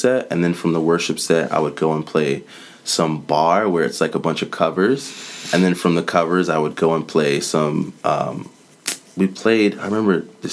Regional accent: Savannah, Georgia, United States; moved away as an adult; also born or lived in Statesboro, Georgia; now in Atlanta, United States; I grew up in Savannah, went to Georgia Southern, which was like 30 minutes outside

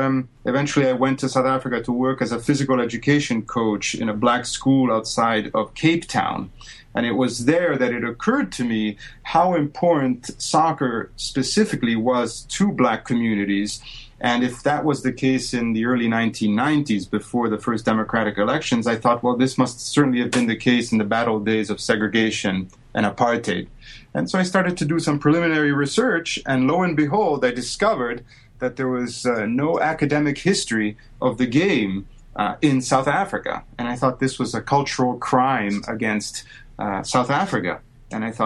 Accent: Rome, Lazio, Italy; moved away as an adult; now in United States; born and grew up in Rome, Italy

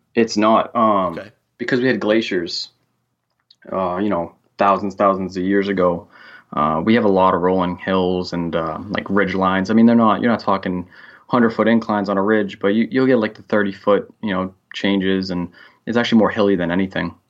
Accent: Central Massachusetts, United States; I'm from Central Massachusetts, and I'm a correctional officer for the state

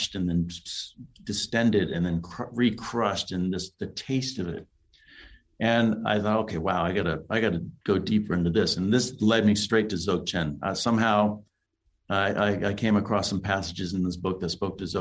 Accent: Los Angeles, California, United States; I grew up in Los Angeles where there's a lot of interracial warfare going on

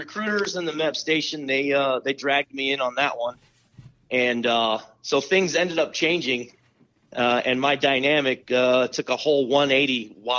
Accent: San Diego, California, United States; growing up in San Diego, California

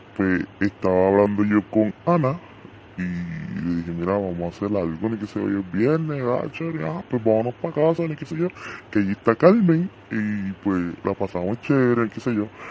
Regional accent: Puerto Rico; como todo boricua

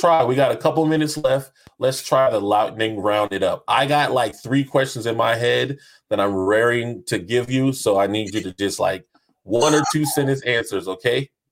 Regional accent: North Charleston, South Carolina, United States; I am from the great state of Charleston, AKA North Charleston, South Carolina

